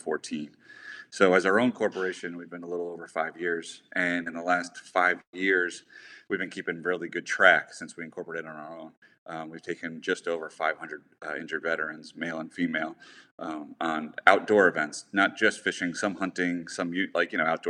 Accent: Annapolis, Maryland, United States; also born or lived in upstate New York; I grew up in Annapolis, Maryland, for the most part. I lived in upstate New York for a little bit too.

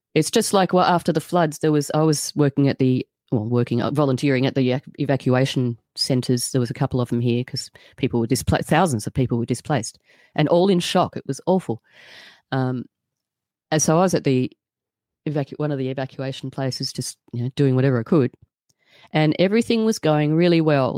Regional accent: Australia

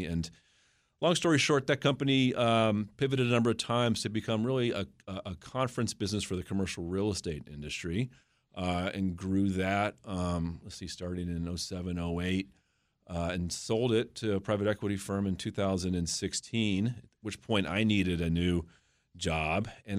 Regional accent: Mount Vernon, Virginia, United States; Well, I'm a native of the region. I grew up in Mount Vernon area, Virginia.

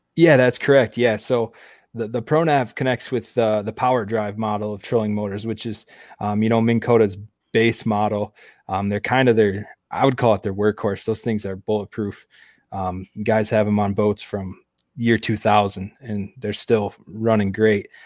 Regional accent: Grand Rapids, Michigan, United States; also born or lived in Houghton, Michigan; I'm originally from Grand Rapids, Michigan

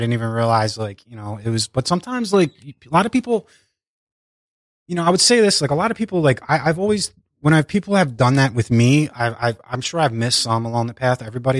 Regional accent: Philadelphia, Pennsylvania, United States; I grew up in Northeast Philadelphia.

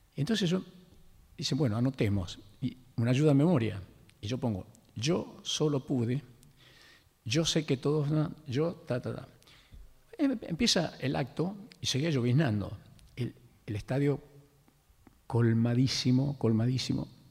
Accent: Lules, Tucumán, Argentina; moved away; tus amigos del ingenio Mercedes, que es el pueblo donde yo nací, el Lules

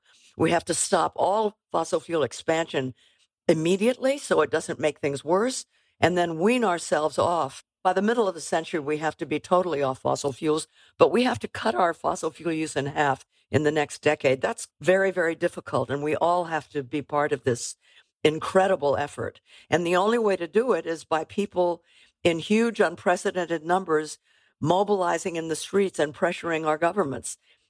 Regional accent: California, United States; Well, on a very personal level, I grew up in California. I was born in 1937.

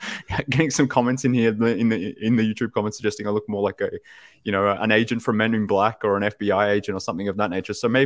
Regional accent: Australia; from Australia

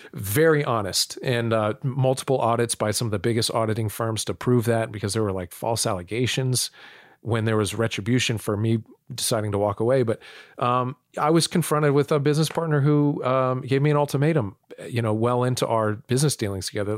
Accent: United States; also born or lived in North Dakota / Illinois / Florida; I was born in North Dakota. I, I was raised, um, in Illinois and Florida

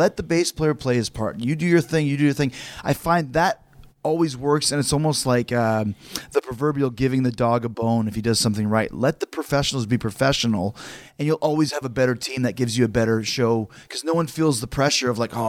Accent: Canada; we're from Canada

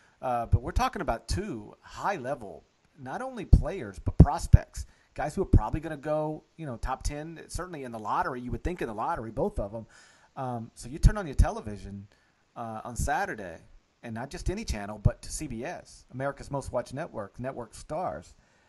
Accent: outside of Memphis, Tennessee, United States; I grew up outside of Memphis, and I'd watch Memphis and go to Memphis games

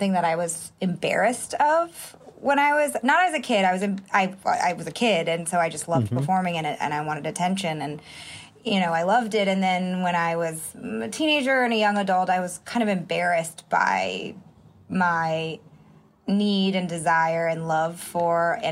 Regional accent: Marin County, Bay Area, California, United States; also born or lived in Santa Monica, California; I moved to the Bay Area, though, when I was an infant. So I think I was 6 or 9 months old when my parents moved to Marin County

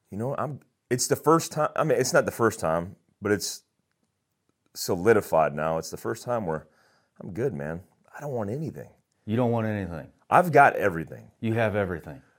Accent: Daytona Beach, Florida, United States; also born or lived in Germany; I grew up in Daytona Beach, Florida for the most part. And I say for the most part because I, I was all over the place.

